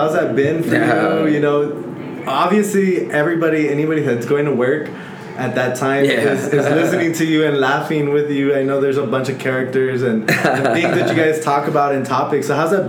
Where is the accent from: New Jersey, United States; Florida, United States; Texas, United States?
Texas, United States; El Paso; I'm from the Lower Valley, too.